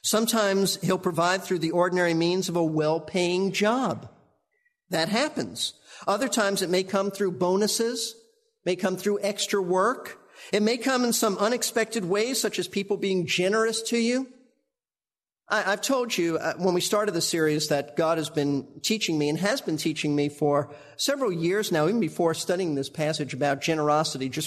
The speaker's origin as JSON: {"language": "English", "town": "New York City", "region": "New York", "country": "United States", "tie": "born or raised there", "said": "Karen and I grew up in New York"}